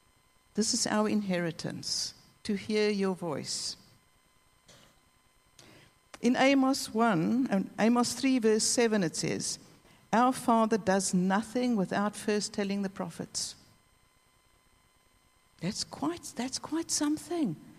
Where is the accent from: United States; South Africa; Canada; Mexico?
South Africa; I'm South African